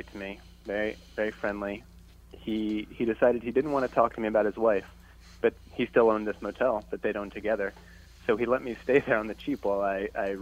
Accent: rural Pennsylvania, United States; moved away as an adult; also born or lived in Rhode Island; Pennsylvania, actually. Just a kid from rural Pennsylvania

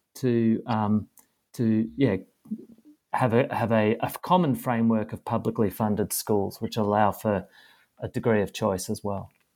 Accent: Australia

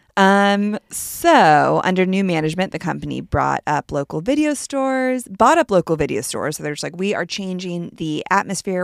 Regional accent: Palo Alto, California, United States

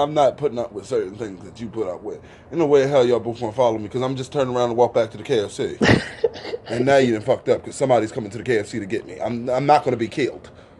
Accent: Philadelphia, Pennsylvania, United States; because, see, I'm from Philadelphia.

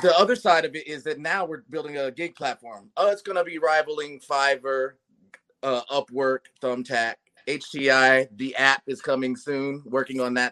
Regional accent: Ohio, United States; now in Los Angeles, United States; I am from Ohio originally, and but I've been on the West Coast for a long time. Been in LA for uh, almost 20 years

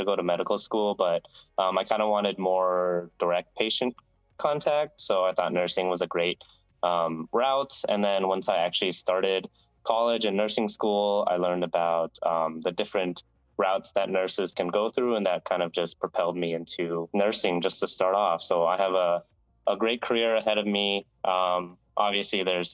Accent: Phoenix, Arizona, United States; moved away as an adult; now in Seattle, United States; I'm from Phoenix, Arizona, so I've been West Coast most of my life.

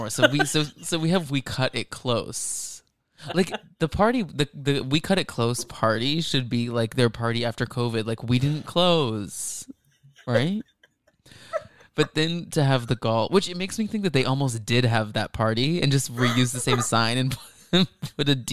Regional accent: Dallas, Texas, United States; I grew up in Dallas.

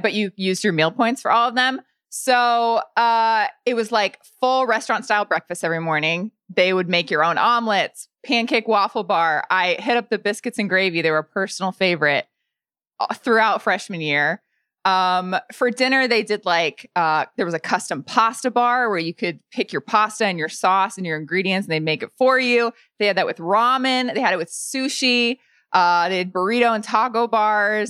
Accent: Lafayette, Indiana, United States; moved away; also born or lived in Bloomington, Indiana; I grew up in Lafayette, Indiana

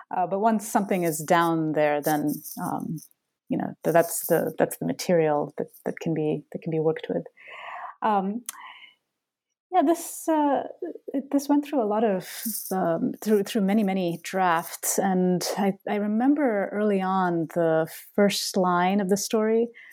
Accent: Bangalore, Karnataka, India; moved away as an adult; now in Boston, United States; Bangalore, my my hometown

